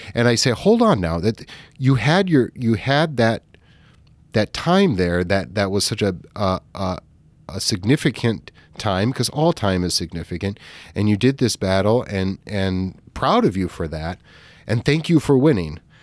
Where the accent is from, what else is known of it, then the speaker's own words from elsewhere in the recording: California, United States; moved away; also born or lived in Midwest; we grew up in California